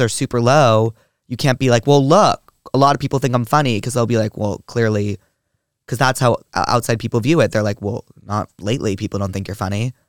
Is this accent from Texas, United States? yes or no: no; New York, United States; I grew up in New York